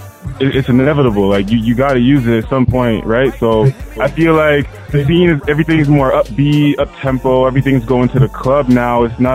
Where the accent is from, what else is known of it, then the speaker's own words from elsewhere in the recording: Toronto, Ontario, Canada; For those of you who don't know, I'm from Toronto, Canada.